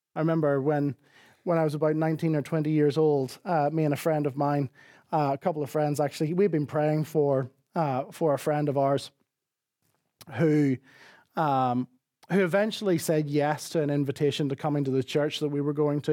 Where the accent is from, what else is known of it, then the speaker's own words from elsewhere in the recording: Northern Ireland, United Kingdom; accent: Northern Irish; moved away; my Northern Irish accent